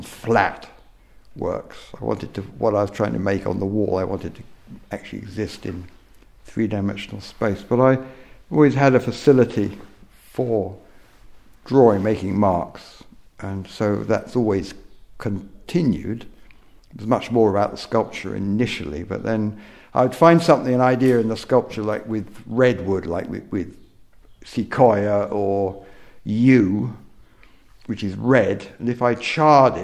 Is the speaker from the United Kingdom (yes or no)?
yes; Surrey, South East England, United Kingdom; now in North Wales, United Kingdom; I was born in Surrey